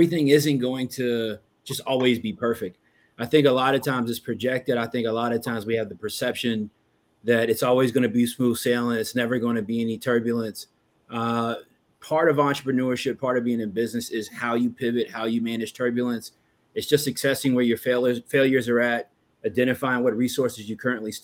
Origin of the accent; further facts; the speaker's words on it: the South, United States; I'm from the South. I'm black, right? We got a little old saying where I'm from.